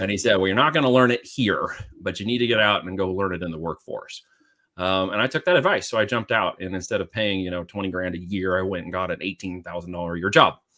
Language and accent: English; Medford, Oregon, United States; moved away as an adult; also born or lived in Independence, Missouri / Arizona / Iowa; I grew up in the, uh, cul-de-sac, uh, but we would go out all the time, um, from the little town there called Medford in southern Oregon